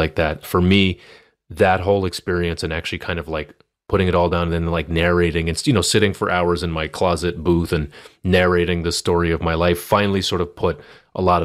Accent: Boston, Massachusetts, United States; We grew up together here in Boston

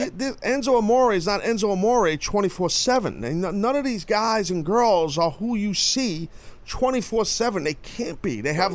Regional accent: New York, United States; I'm the only New Yorker that people love there

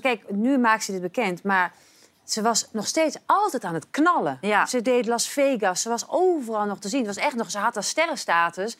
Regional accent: Twente, Overijssel, Netherlands; Ik ben een tukker en ik woon ja. Eh, eh, echt, ik ben echt opgegroeid aan de Duitse grens

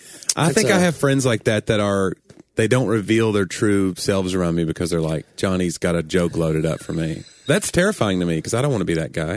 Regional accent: the South, United States; accent: southern; some of my southern accent has been kind of weeded out anyway, because I'm trying to be more.

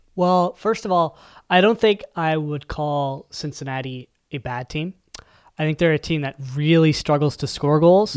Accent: Canada; as a Canadian

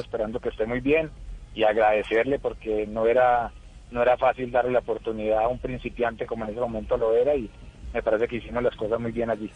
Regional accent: Colombia; moved away as an adult; also born or lived in Peru; quiero mucho mi tierra

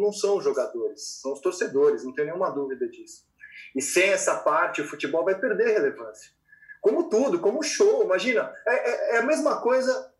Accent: São Paulo, Brazil; eu sou de São Paulo

